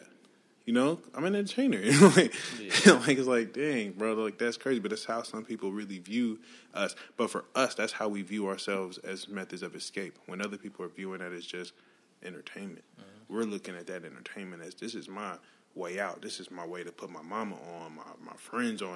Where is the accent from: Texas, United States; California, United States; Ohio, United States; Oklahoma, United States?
Oklahoma, United States; moved away; I know I'm from Oklahoma